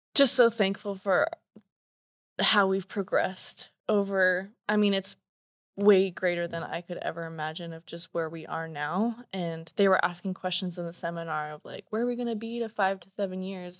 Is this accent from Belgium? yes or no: no; Canada; moved away as an adult; also born or lived in Washington State; now in Washington, United States; born and raised in Canada. uh, just moved to Washington State